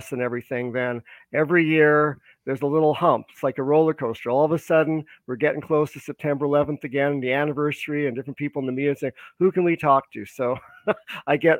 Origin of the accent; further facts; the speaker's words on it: Vancouver, British Columbia, Canada; also born or lived in Toronto; I was born in Vancouver, British Columbia. And I lived out here for a good part of my life growing up here, going through school